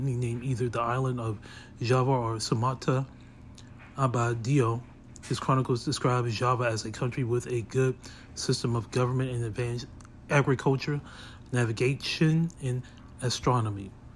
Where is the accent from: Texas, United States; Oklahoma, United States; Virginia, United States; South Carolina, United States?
Virginia, United States; Hampton; I was born here in Hampton